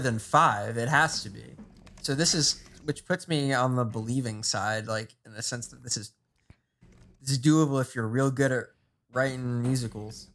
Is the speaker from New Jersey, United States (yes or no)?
yes; New Jersey, United States; growing up in New Jersey